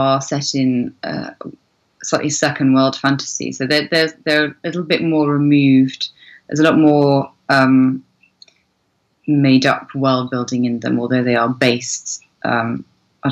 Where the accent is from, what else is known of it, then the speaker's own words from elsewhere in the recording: Cornwall, South West England, United Kingdom; where I grew up in Cornwall has a very, very pagan roots.